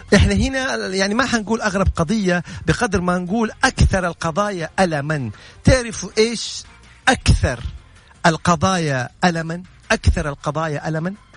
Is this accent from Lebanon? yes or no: no; Saudi Arabia